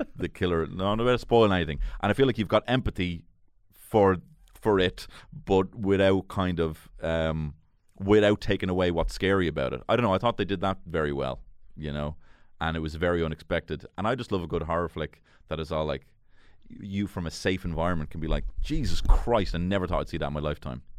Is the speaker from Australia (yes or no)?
no; Dublin, Leinster, Ireland; I grew up in Marino.